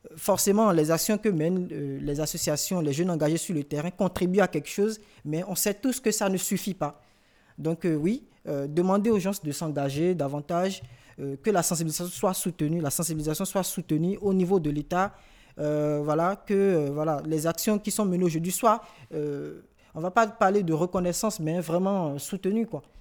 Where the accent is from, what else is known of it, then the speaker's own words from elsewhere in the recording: Cotonou, Littoral, Benin; moved away as an adult; now in France; je viens de Cotonou